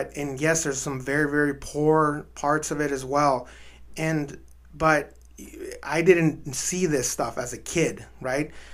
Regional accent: El Paso, Texas, United States; also born or lived in Ciudad Juárez, Mexico; My hometown of El Paso and my birth town of Juarez

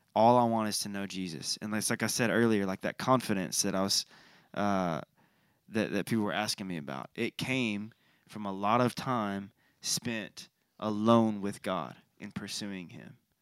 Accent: United States

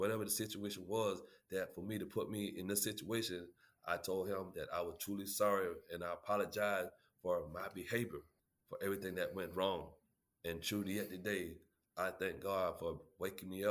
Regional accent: Holly Hill, South Carolina, United States; I was born and raised in Holly Hill, South Carolina

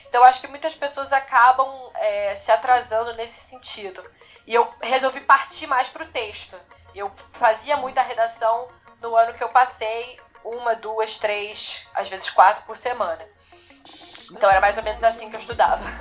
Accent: Rio de Janeiro, Brazil; eu sou do Rio de Janeiro mesmo, eu nasci no Rio de Janeiro, cresci no Rio

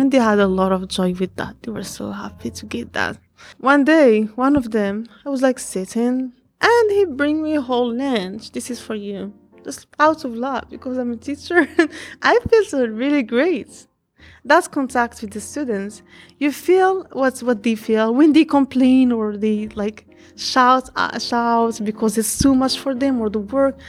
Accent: Fez, Fès-Meknès, Morocco; English is a second language; moved away as an adult; now in Conway, United States; I'm from Morocco, from Fez City, and I'm here in South Carolina, Conway.

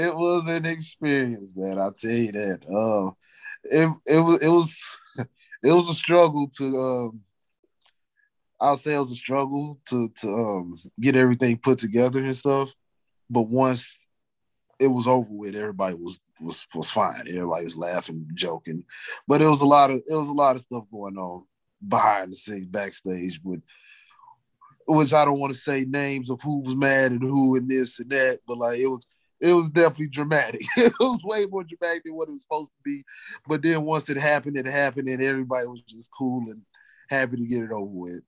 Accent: Wellston, Missouri, United States; I'm from Wellston in a way.

